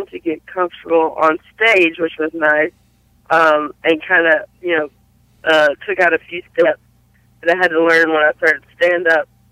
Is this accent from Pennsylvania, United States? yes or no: no; Belmont, North Carolina, United States; Originally, I'm from a small town in North Carolina called Belmont